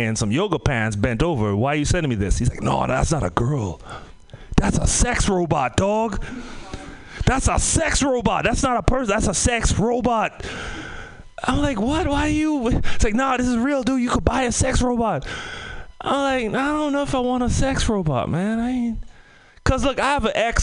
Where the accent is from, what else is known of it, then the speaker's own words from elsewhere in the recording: Trinidad & Tobago; moved away; also born or lived in Oakland / Bay Area; I'm from the Caribbean, Trinidad and Tobago.